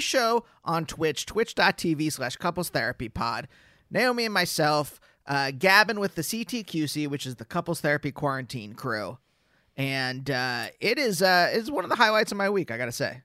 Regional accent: Reading, Pennsylvania, United States; I grew up in Reading, Pennsylvania

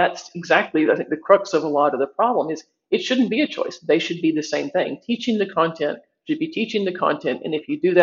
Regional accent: United States; I'm from the United States

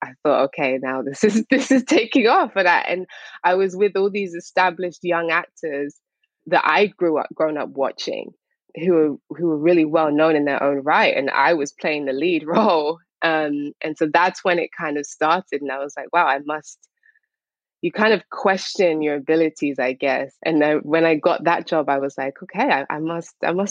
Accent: Harrow, London, United Kingdom; also born or lived in St. Lucia / Barbados; I'm from England

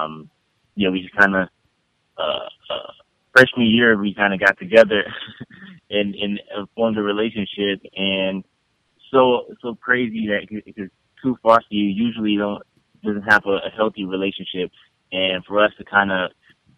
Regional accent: Detroit, Michigan, United States; I'm from Detroit, and I grew up with both my parents until the age of 9 years old

